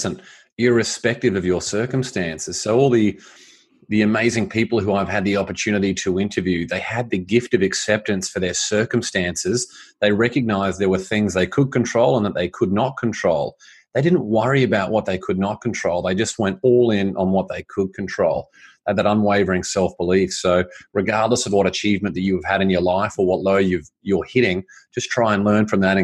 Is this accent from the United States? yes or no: no; Australia; I grew up in Australia.